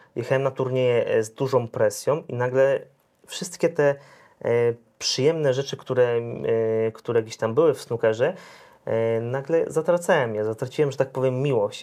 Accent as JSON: {"language": "Polish", "town": "Zielona Góra", "region": "Lubusz Voivodeship", "country": "Poland", "said": "jestem z Zielonej Góry, miasto niemałe"}